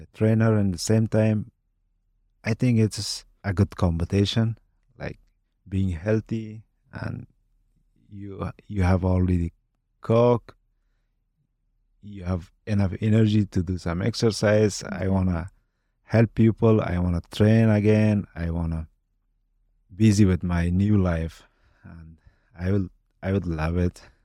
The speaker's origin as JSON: {"language": "English", "country": "Afghanistan", "tie": "born or raised there", "also_born_or_lived": "Kabul", "second_language": "English", "moved": "as an adult", "lives_now": "Boise, United States", "said": "My childhood, my all time that I had in Afghanistan"}